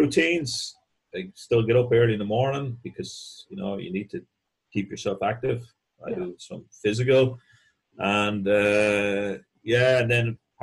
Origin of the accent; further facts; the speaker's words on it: Mullingar, Westmeath, Ireland; moved away; I was from Mullingar originally